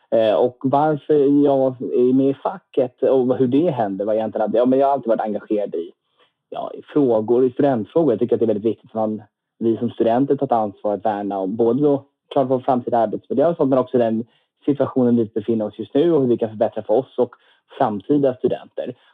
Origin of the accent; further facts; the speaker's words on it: Lund, Skåne, Sweden; now in Stockholm, Sweden; Men man kanske inte hör på dialekten, men jag är uppvuxen i Lund faktiskt, i Skåne eh, för det